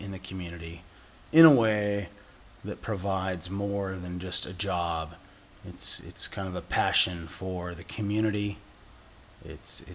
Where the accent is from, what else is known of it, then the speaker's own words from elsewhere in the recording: Seattle, Washington, United States; I grew up in West Seattle, third generation West Seattleite.